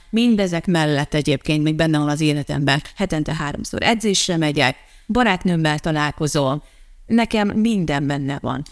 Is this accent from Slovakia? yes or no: no; Transylvania, Harghita County, Romania; moved away as an adult; now in Dunaújváros, Hungary; Én kisvárosból jöttem, kisvárosból születtem. Egyébként, eh, nem is városból nőttem fel, hanem egy kis faluban.